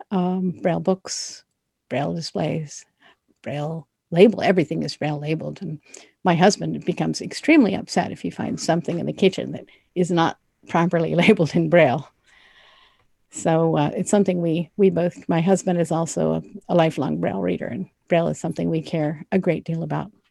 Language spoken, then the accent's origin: English; Florida, United States; I grew up in Florida, which is the southeasternmost state in the United States.